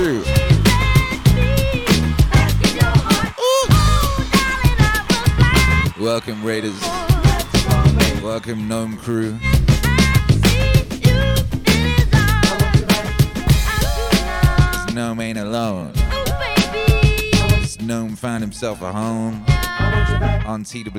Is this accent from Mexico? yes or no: no; Wales, United Kingdom; now in Dripping Springs, United States; growing up in Wales